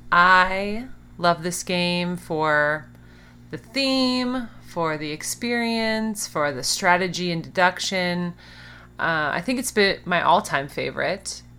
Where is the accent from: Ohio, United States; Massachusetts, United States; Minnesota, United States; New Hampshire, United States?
Minnesota, United States; now in Phoenix, United States; we are both originally from Minnesota